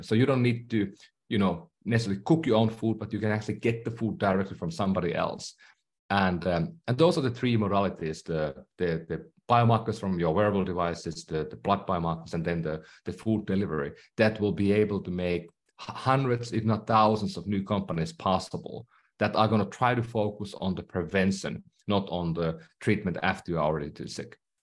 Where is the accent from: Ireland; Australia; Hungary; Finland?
Finland; English is a second language; moved away; I'm from Finland, so that's why I speak maybe funny at times. I still have a accent.